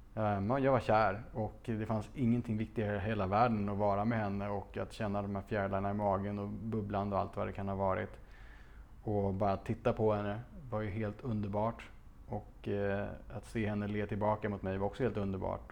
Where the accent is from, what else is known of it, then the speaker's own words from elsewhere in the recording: Stockholm, Stockholm County, Sweden; Det låg i, på Slottsbacken i Gamla stan, ett, ett otroligt fint barockpalats från sent 1600-tal där jag växte upp